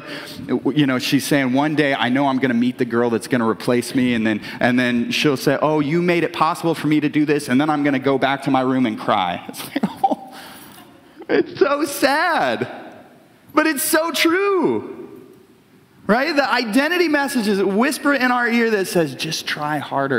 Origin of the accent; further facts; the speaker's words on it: Brashear, United States; I'm from Brashear, which there's a like one stop sign in Brashear.